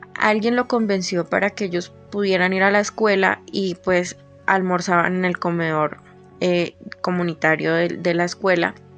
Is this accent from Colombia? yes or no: yes; Colombia; soy de Colombia